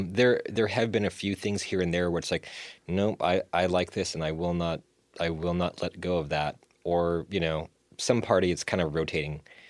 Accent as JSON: {"language": "English", "town": "Fremont", "region": "California", "country": "United States", "tie": "born or raised there", "also_born_or_lived": "Winnipeg, Canada"}